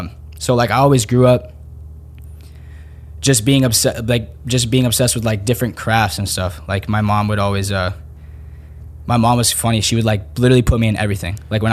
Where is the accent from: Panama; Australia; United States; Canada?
Panama; Panama City; born there; And, like I was born in Panama City, in Panama a year after that.